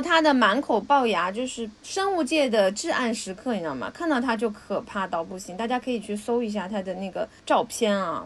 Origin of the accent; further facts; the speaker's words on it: Jiangsu-Zhejiang, China; 我们江浙人啊，是要吃鳗鱼血的